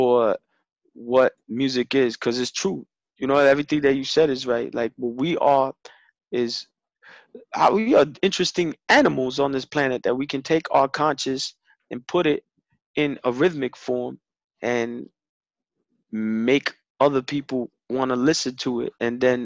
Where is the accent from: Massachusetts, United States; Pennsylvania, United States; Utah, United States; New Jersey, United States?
New Jersey, United States; Jersey City; I'm from fucking Jersey City